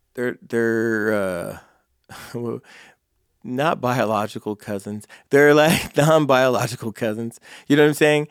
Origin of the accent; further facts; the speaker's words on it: California, United States; moved away as an adult; now in Council Bluffs, United States; I'm from California